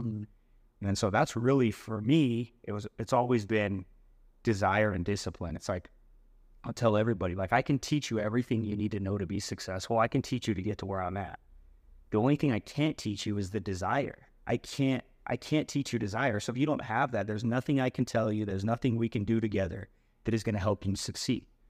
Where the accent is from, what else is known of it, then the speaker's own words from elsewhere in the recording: West Valley / St. George, Utah, United States; also born or lived in Idaho; we moved from West Valley down to St. George when I was about twelve